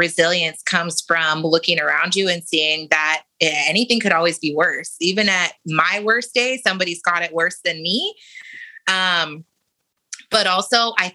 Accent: San Diego, California, United States; moved away; also born or lived in Portsmouth, Virginia; So I grew up in San Diego, California. I was born in Portsmouth, Virginia. My parents were in the military. Don't remember any of that, because when I was about 3, we moved to San Diego.

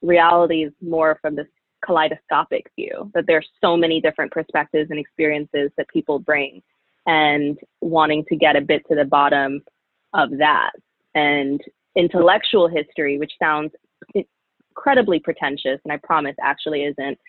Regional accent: Florida, United States; moved away; also born or lived in Pennsylvania; growing up in Florida, child of Jamaican immigrants who grew up in a really strong, close-knit Jamaican community.

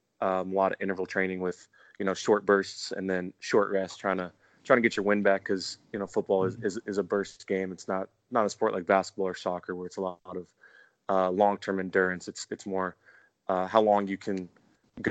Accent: California, United States; I'm from California

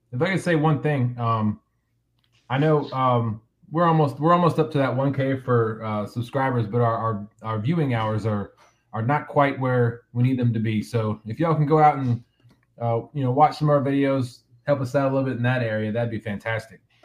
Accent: United States; also born or lived in Central Virginia; now in Virginia, United States; I'm originally from Kansas, Colorado, flat flat plains area

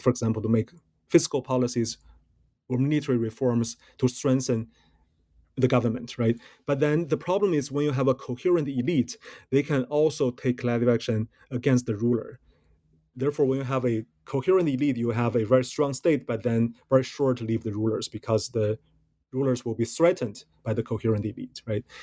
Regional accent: Beijing, China; moved away as an adult; also born or lived in Michigan, United States / Pennsylvania, United States / Massachusetts, United States; now in United States; I was born and raised in China, uh, in Beijing

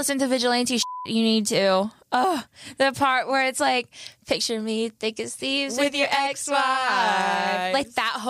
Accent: Georgia, United States; I'm from Georgia

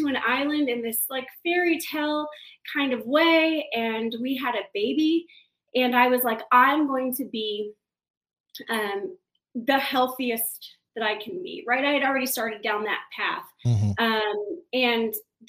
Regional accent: Kansas City, Missouri, United States; moved away as an adult; also born or lived in San Diego; I grew up in Kansas City, originally not from Kansas City, but I moved there early when I was about 13 years old. Grew up there on the Missouri side

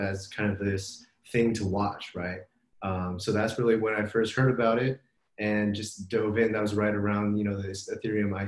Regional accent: Los Angeles, California, United States; moved away as an adult; also born or lived in New York; now in Bay Area, United States; I grew up in Los Angeles, went to school

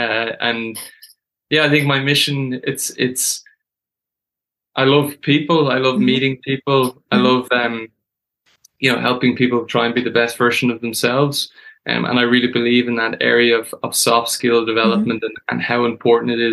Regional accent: Dublin, Leinster, Ireland; I grew up in Dublin.

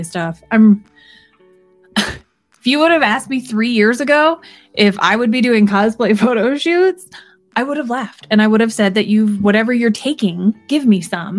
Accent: Alaska, United States; when you're born and raised in Alaska

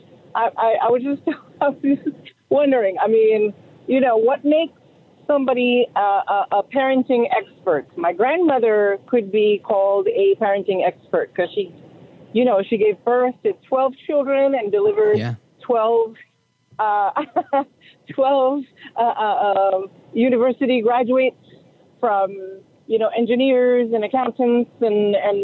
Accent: Haiti; moved away; I am from Haiti

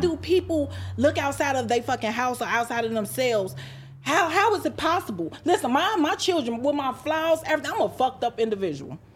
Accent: Chicago, Illinois, United States; moved away; I'm from Chicago, South Side, Inglewood, grew up on seventy-first and Yale

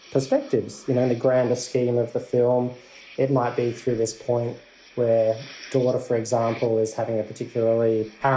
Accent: South Australia, Australia; I'm from South Australia.

